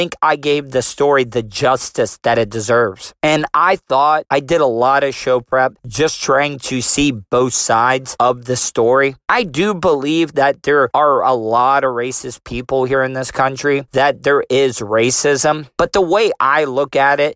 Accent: United States; I am proud to be an American

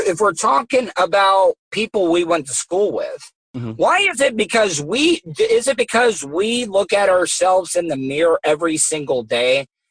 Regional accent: Daytona Beach, Florida, United States; I grew up in Daytona, Volusia County area

